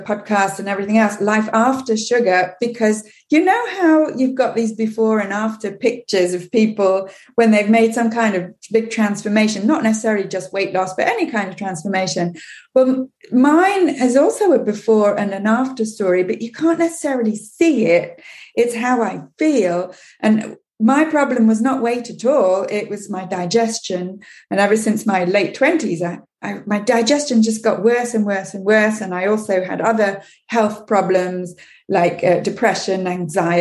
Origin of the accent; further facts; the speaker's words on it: England, United Kingdom; moved away as an adult; now in Quebec, Canada; I grew up in England